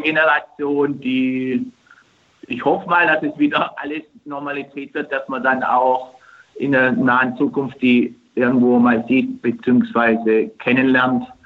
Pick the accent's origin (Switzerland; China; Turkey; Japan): Turkey; now in Germany; Gerade in meiner Heimat und ich glaube jetzt mal in Istanbul